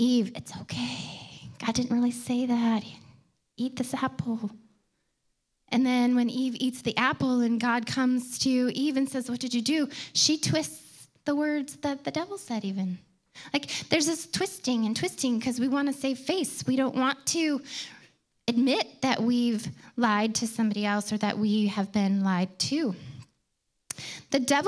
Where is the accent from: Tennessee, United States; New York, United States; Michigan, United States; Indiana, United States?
Michigan, United States; Detroit; I grew up outside of Detroit, a suburb of Detroit.